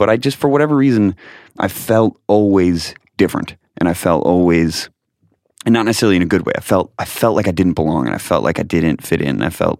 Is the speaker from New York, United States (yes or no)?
yes; Rochester, New York, United States; born there; I was born in Rochester, New York.